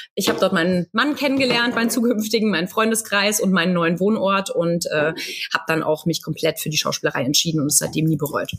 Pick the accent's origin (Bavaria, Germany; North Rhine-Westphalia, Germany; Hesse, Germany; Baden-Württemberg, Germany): Bavaria, Germany; Munich; moved away as an adult; now in Cologne, Germany; ich komme ursprünglich aus München, lebe aber jetzt schon seit äh, ja, über 13 Jahren in Köln